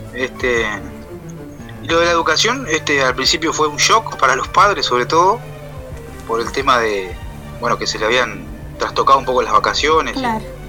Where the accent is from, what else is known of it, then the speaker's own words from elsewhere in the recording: Florida, Uruguay; yo soy de Florida